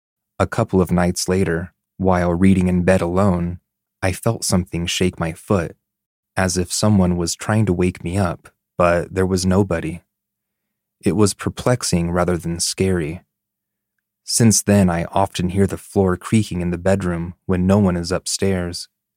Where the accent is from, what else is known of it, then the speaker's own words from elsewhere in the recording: Canada; now in Denmark; For some context, I am Canadian, and my husband is Danish. We live in Denmark, where this takes place.